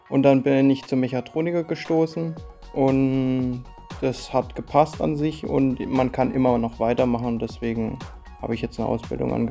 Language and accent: German; Haslach, Baden-Württemberg, Germany; Ich komme aus Haslach